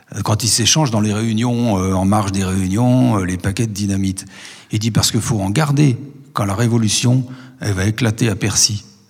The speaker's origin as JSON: {"language": "French", "town": "Montchanin", "region": "Bourgogne-Franche-Comté", "country": "France", "also_born_or_lived": "Le Creusot", "said": "je suis de Montchanin"}